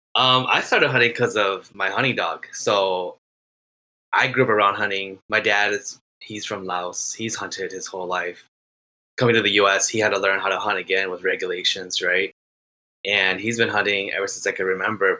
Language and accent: English; Minnesota, United States; I am from Minnesota.